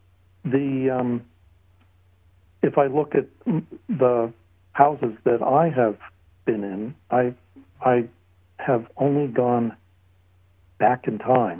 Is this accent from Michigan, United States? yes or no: no; Bucks County, Pennsylvania, United States; moved away as an adult; also born or lived in Worcester, Massachusetts; I grew up in Bucks County, Pennsylvania, which is a very historic area just north of Philadelphia.